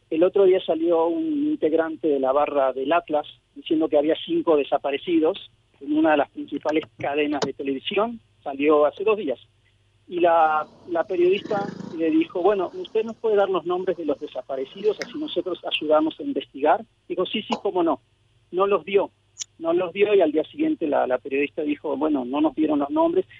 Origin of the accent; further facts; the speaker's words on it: Argentina; also born or lived in Mexico; yo soy mexicano-argentino. Nací en México, pero crecí en Argentina